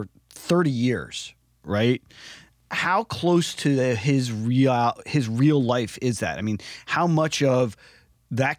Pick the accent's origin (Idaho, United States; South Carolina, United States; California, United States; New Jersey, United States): New Jersey, United States; I grew up in New Jersey